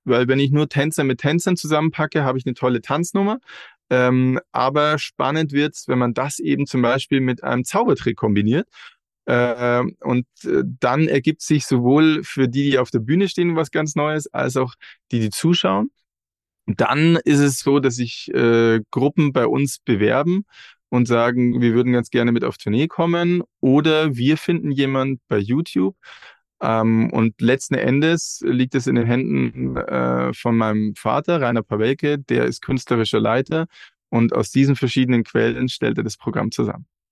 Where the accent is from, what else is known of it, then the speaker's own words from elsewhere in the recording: Regensburg, Bavaria, Germany; wir kommen alle aus Regensburg